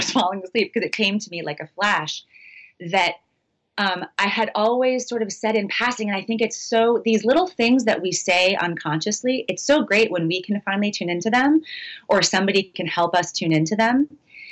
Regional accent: outside of Boston, Massachusetts, United States; moved away as an adult; also born or lived in Western Maine / California / Austin, Texas; now in Maine, United States; I grew up outside of Boston

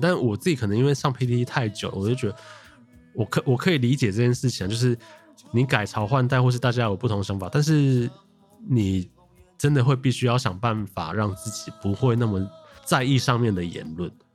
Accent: Taichung, Taiwan; 你身为一个台湾人，土生土长

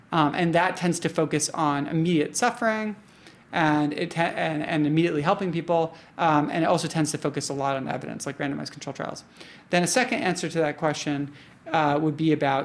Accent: New York, United States; I identify as a New Yorker because I've lived in New York almost my entire life

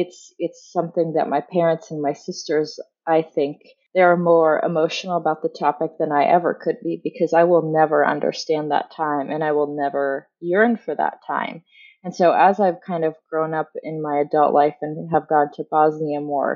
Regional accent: United States; I'm the only American born

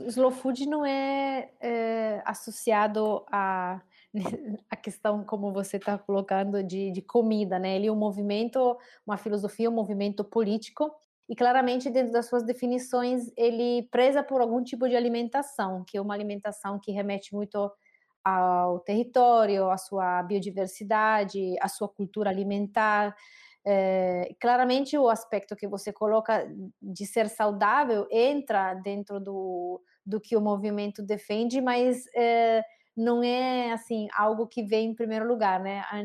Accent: Saluzzo, Piedmont, Italy; Portuguese is a second language; moved away as an adult; also born or lived in Santa Catarina, Brazil; now in Brazil; Eu sou de uma cidade bem pequena que se chama Saluzzo, uma cidade de um pouquinho mais de 16 mil habitantes, é, na região Piemonte, no norte da Itália

